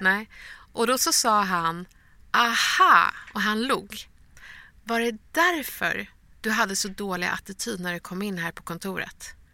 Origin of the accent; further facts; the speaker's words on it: Stockholm, Stockholm County, Sweden; Vi är från Bredäng